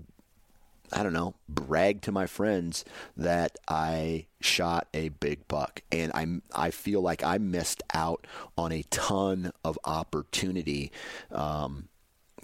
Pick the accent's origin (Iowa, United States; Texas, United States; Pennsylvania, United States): Iowa, United States; growing up in Iowa